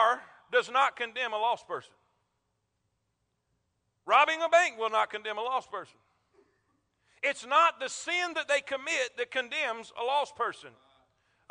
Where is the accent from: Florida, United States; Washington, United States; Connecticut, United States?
Florida, United States; South; now in Alabama, United States; I'm from South Florida, Florida Crackers. I use this down there because we're country down there